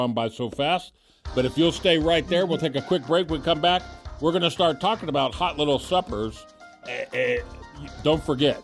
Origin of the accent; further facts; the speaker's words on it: South Miami, Florida, United States; those of us that were fortunate enough to grow up in the South, I'm from South Miami